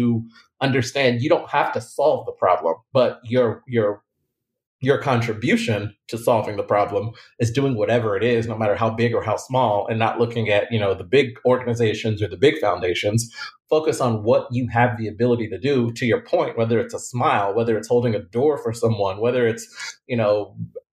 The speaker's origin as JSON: {"language": "English", "town": "Lubbock", "region": "Texas", "country": "United States", "moved": "as an adult", "lives_now": "Houston, United States", "said": "I'm from Lubbock, Texas. So at the time, a very small town, didn't have a lot of people, never been outside."}